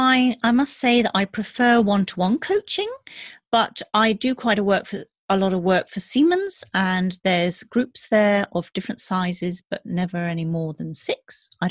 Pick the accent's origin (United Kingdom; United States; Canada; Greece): United Kingdom; England; moved away as an adult; also born or lived in Germany; now in Berlin, Germany; And I've been living in Germany now. I grew up in England, but I've been living in Germany for about 20 years.